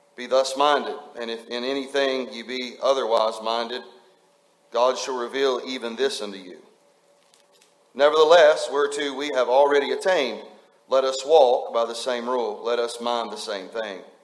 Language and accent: English; West Virginia, United States; moved away; just a West Virginia hillbilly